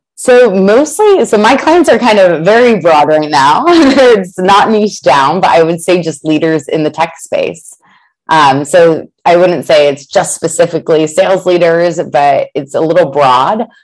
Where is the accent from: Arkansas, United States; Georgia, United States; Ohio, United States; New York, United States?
Ohio, United States; Columbus; moved away; I'm originally from Columbus, Ohio